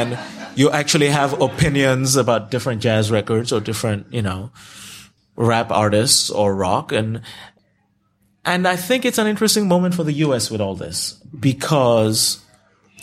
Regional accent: Nigeria; first language Yoruba; English is a second language; now in United States; I can handle myself anywhere in Nigeria. You know, Yoruba was my first language, and I speak it fluently.

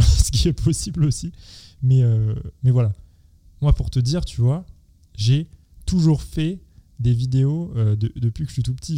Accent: Seine-et-Marne, Île-de-France, France; je viens du, de, de Seine-et-Marne

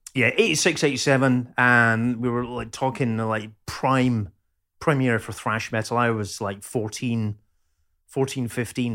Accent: Dunfermline, Scotland, United Kingdom; moved away as an adult; also born or lived in Plymouth / Edinburgh; now in Liverpool, United Kingdom; So I lived in Pitcairthy from nineteen seventy-seven.

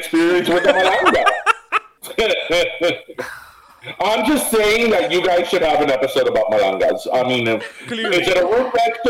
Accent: Kendall, Florida, United States; Okay, so we're from Kendall. We're from Kendall.

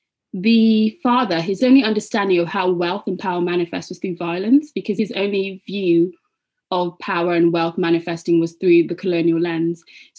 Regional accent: Nigeria; particularly as a Nigerian West African person reading this story

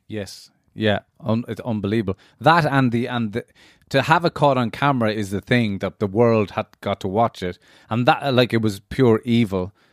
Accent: Ireland

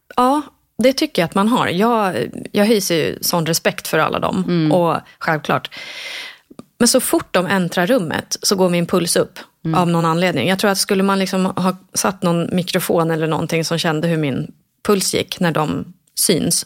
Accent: Sigtuna, Stockholm County, Sweden; also born or lived in Ängelholm, Sweden; vi flyttade ganska snabbt eh, till Sigtuna

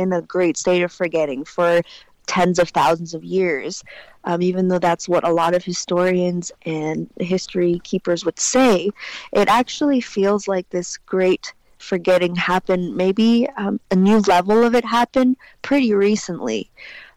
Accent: China; I said, "I don't know, China."

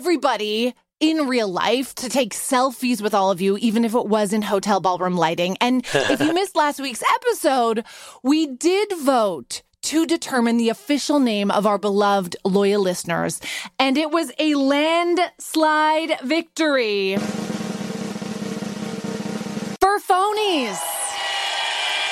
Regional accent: Vancouver, British Columbia, Canada; moved away; now we're with my mom in Vancouver, my hometown

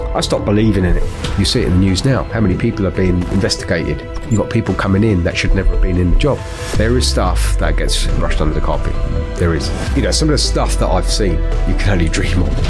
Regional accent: London, United Kingdom; I grew up in Hackney, so Hackney, East London.

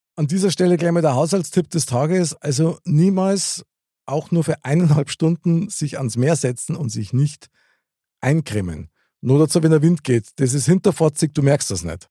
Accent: Munich, Bavaria, Germany; Ich bin in der Nähe vom Stiegelmeierplatz aufgewachsen

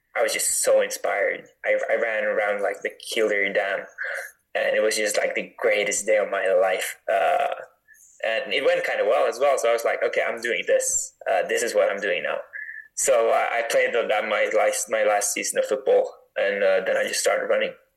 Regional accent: Northern Norway, Norway; I grew up in like northern Norway

